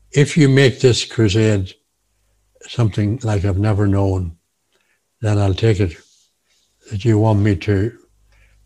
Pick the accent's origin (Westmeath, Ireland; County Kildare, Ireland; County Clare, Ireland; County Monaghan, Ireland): County Monaghan, Ireland; Monaghan; now in Belfast, United Kingdom; I was born in the Republic of Ireland, in Monaghan, on a farm near Monaghan